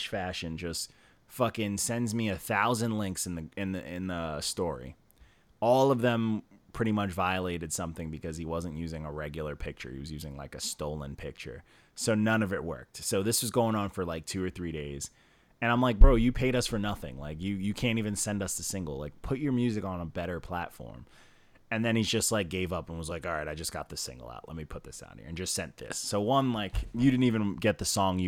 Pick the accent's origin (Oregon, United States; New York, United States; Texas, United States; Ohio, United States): New York, United States; Elmont; also born or lived in Queens, New York; I'm from Long Island. I grew up in Elmont and Queens